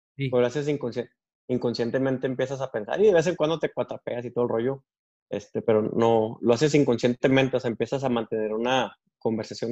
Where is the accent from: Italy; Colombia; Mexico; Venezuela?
Mexico; Delicias, Chihuahua; moved away as an adult; now in United States; nací en Chihuahua, Chihuahua y crecí en Delicias, Chihuahua